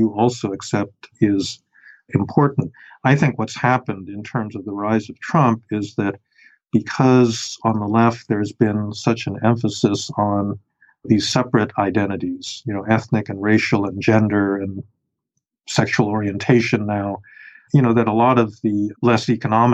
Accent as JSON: {"language": "English", "town": "New York City", "region": "New York", "country": "United States", "tie": "born or raised there", "also_born_or_lived": "Chicago", "said": "I grew up in New York City"}